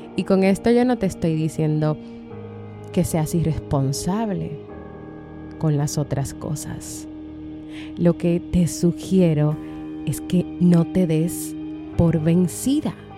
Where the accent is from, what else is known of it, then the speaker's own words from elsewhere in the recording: Dominican Republic; aquí en mi país, República Dominicana